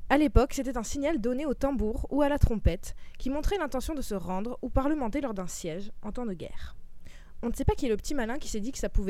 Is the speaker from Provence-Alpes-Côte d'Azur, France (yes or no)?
yes; Marseille, Provence-Alpes-Côte d'Azur, France; Bah ben non, même si je suis marseillaise, je ne vous ferai pas ce plaisir. C'est pas du tout parce que j'ai pas l'accent marseillais de base.